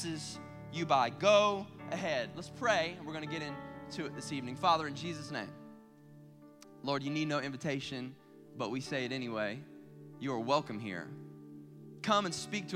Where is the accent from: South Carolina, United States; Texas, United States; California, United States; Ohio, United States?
South Carolina, United States; I grew up in South Carolina